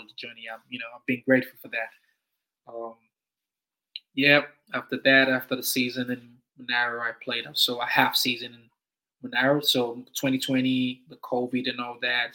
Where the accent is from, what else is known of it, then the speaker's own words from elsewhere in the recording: Nigeria; now in Canberra, Australia; being Nigerian